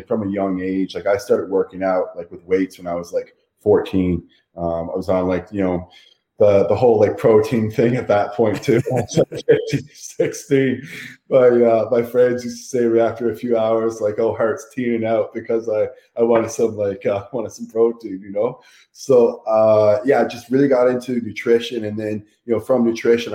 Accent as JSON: {"language": "English", "country": "Canada", "said": "I'm from Canada"}